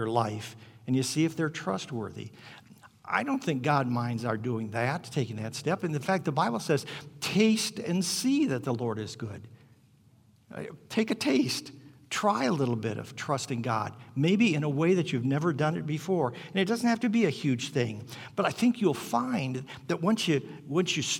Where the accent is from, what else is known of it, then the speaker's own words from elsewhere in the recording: Hammond, Indiana, United States; I grew up in Hammond, Indiana, right at the south end of Lake Michigan.